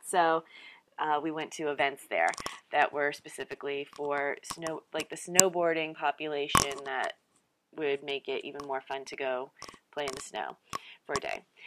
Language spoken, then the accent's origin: English; East Coast, United States; moved away; also born or lived in California; I'm from the East Coast